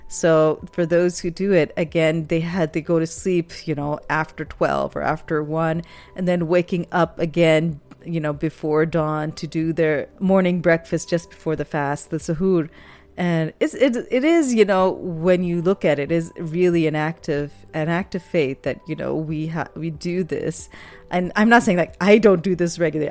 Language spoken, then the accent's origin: English; Pakistan; moved away; When I was growing up in Pakistan